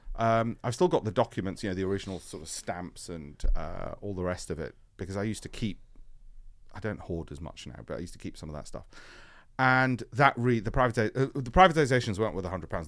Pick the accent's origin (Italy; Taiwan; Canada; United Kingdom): United Kingdom; Leeds, Yorkshire and the Humber; I grew up in Leeds.